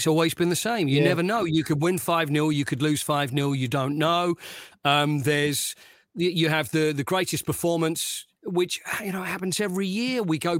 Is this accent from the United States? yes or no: no; Essex, East of England, United Kingdom; where I grew up in Essex, and I'm a little bit older than you